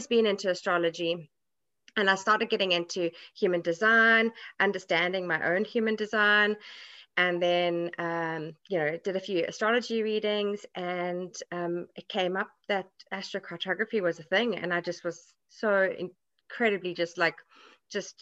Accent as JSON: {"language": "English", "country": "South Africa", "tie": "born or raised there", "also_born_or_lived": "America", "moved": "as an adult", "lives_now": "Ireland", "said": "I grew up in South Africa"}